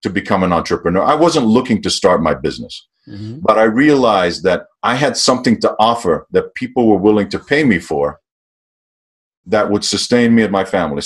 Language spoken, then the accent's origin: English; Greece; moved away; Growing up in Greece